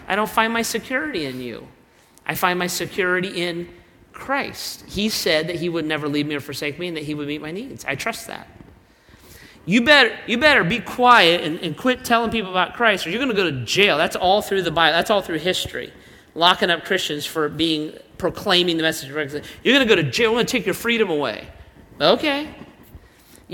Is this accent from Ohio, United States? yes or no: yes; Ohio, United States; I'm not primarily an American. I'm not primarily an Ohioan